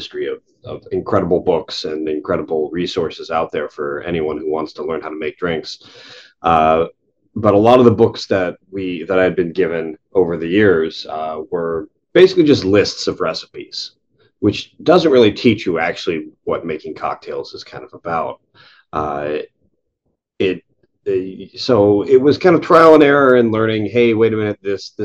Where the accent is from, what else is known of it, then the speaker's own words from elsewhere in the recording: Lexington, Kentucky, United States; moved away as an adult; now in Toronto, Canada; I grew up in Kentucky, so I grew up in Lexington, Kentucky, and bourbon's kind of part of the culture there.